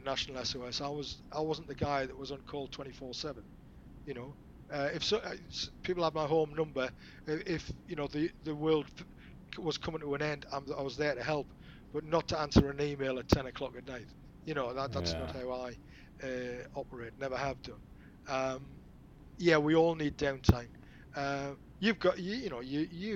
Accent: Newcastle upon Tyne, North East England, United Kingdom; I'm a Geordie.

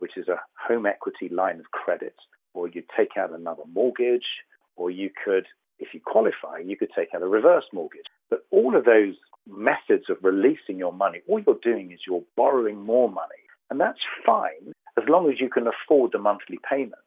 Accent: United Kingdom; accent: deep southern; moved away as an adult; now in Southern California, United States; As you can tell from my deep southern accent, I was born in the United Kingdom and I moved over here about 4 years ago.

